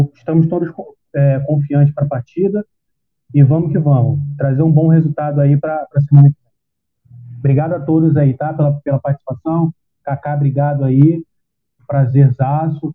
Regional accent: Rio de Janeiro, Brazil; moved away; era quase a minha terrinha lá, porque eu morava na divisa, morava num bairro que fazia divisa com Nova Iguaçu e Belfor Roxo

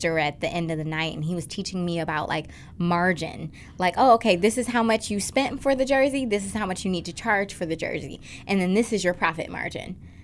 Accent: Detroit, Michigan, United States; growing up in Detroit

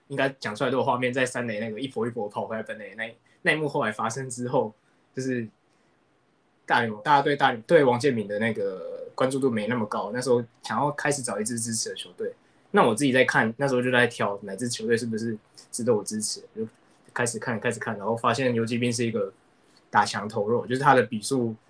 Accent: Taiwan; also born or lived in Nagoya, Japan; 我自己小时候看棒球开始是小时候住日本，那那边就是属地主义嘛。我那时候是住名古屋，就是很理所当然支持那个中日东。然后后来搬到台湾，搬回来台湾以后

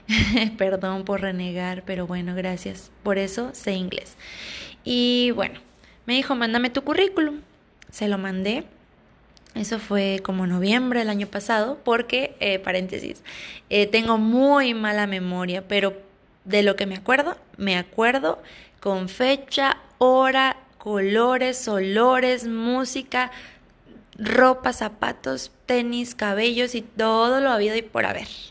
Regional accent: Ciudad Obregón, Sonora, Mexico; cercana de la ciudad natal de donde yo soy, yo soy de Ciudad Obregón, Sonora, México, municipio de Cajeme

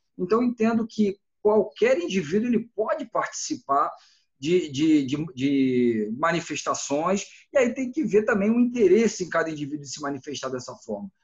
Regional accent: Brazil; como brasileiro de um modo geral

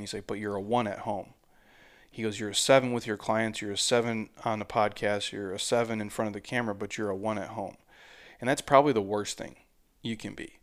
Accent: Midwest, United States; I'm from the Midwest

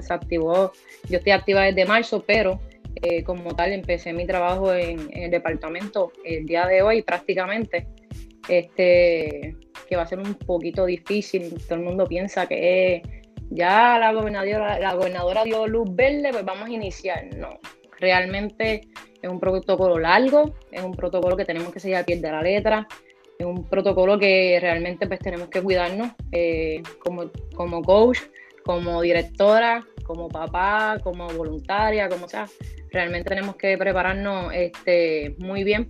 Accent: Morovis, Puerto Rico; la directora de recreación y deporte de Morovis

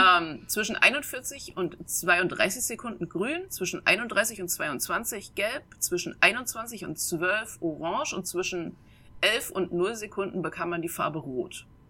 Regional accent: Saxony-Anhalt, Germany; moved away; also born or lived in Mainz; ich komme ursprünglich aus Sachsen-Anhalt, also so aus dem Harzvorland

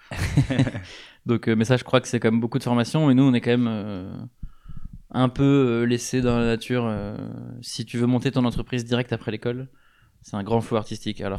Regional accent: Rennes, Brittany, France; moved away as an adult; also born or lived in Versailles / Paris; grandi à Rennes.

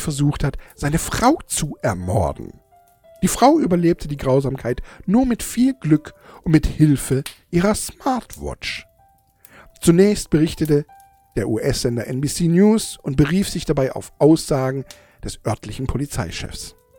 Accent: Germany; bei uns in Deutschland

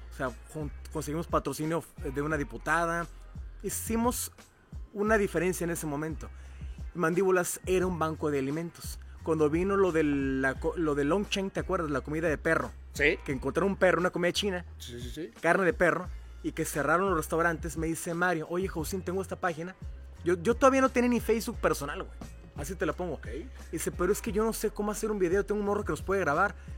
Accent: Cuautla, Morelos, Mexico; mi tierra natal, que es Cuautla, Morelos

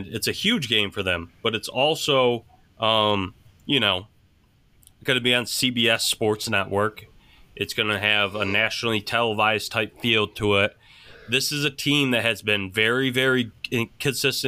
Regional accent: Portville, New York, United States; moved away as an adult; my hometown Portville Panthers

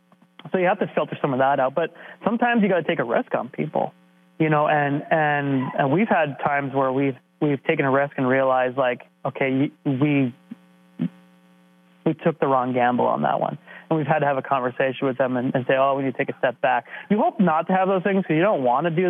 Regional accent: Canada; being stereotypical Canadian

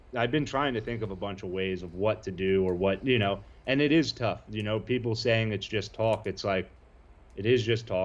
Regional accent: East Coast, United States; now in California, United States; I'm from the East Coast

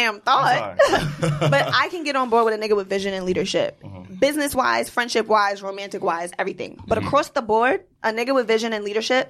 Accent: New York City, New York, United States; I'm from Queens.

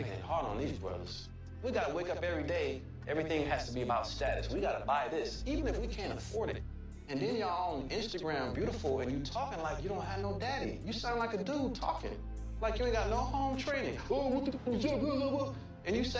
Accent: Los Angeles, California, United States; I'm from South Central.

